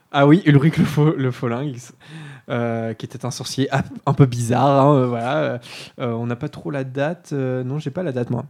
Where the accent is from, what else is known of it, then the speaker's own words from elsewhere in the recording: Normandy, France; on est normand